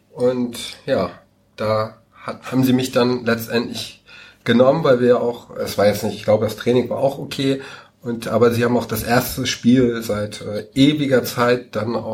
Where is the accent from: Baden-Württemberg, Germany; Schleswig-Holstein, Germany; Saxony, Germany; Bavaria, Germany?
Schleswig-Holstein, Germany; Ich komme ursprünglich aus Dithmarschen. Ähm, da ist Heide ja die Kreisstadt.